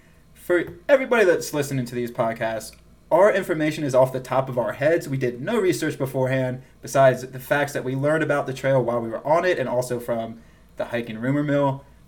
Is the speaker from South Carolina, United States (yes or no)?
yes; South Carolina, United States; moved away; I'm originally from South Carolina, and I have some South Carolina pride.